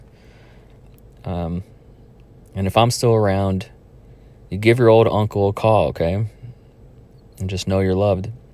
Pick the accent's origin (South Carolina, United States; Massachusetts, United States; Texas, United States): Texas, United States; Donna; moved away; Donna, my hometown